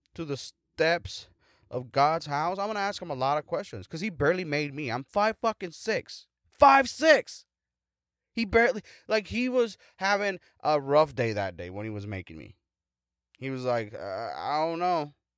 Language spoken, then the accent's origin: English; United States; I'm an American